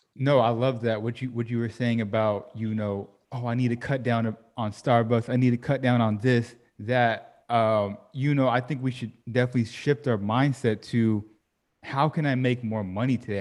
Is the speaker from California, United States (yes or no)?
yes; Sacramento, California, United States; moved away as an adult; I grew up in Sacramento, California